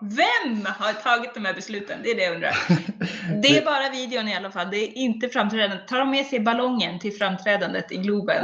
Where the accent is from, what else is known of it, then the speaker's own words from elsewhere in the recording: Sweden; jag är svensk